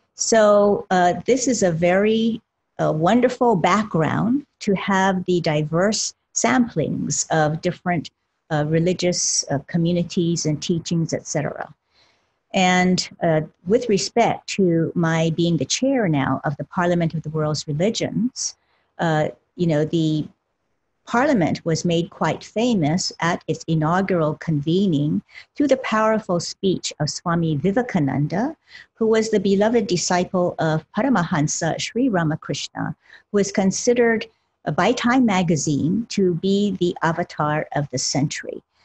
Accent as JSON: {"language": "English", "town": "Honolulu", "region": "Hawaii", "country": "United States", "tie": "born or raised there", "said": "originally born and raised in Honolulu, Hawaii, of parents who were of the Buddhist and Shintoist persuasion"}